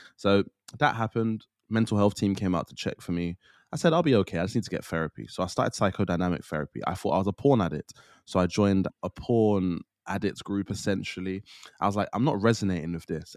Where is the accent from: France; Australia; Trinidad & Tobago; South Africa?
Trinidad & Tobago; I'm from Trinidad